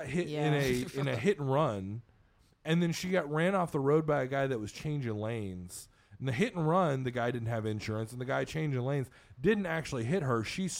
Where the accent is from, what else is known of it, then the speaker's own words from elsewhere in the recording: Conway, Arkansas, United States; and I'm from Conway, Arkansas.